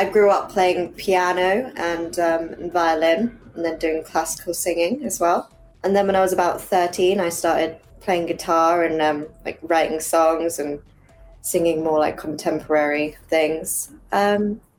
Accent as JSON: {"language": "English", "region": "England", "country": "United Kingdom", "tie": "born or raised there", "said": "I grew up over here in England, so I'm half Chinese"}